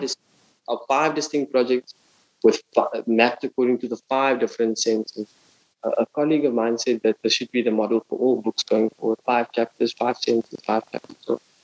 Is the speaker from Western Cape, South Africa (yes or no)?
yes; Cape Town, Western Cape, South Africa; moved away as an adult; now in Berlin, Germany; my hometown, Cape Town